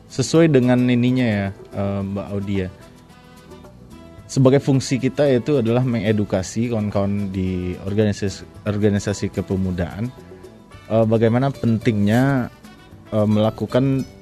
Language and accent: Indonesian; West Sumatra, Indonesia; kalau sesuai juga dengan filosofi kita sebagai orang Minang ya.